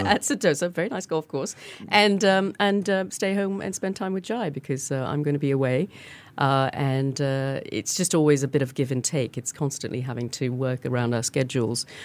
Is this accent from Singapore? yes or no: yes; Singapore; I'm actually Singaporean, but guess what? My entire immediate family all live in North America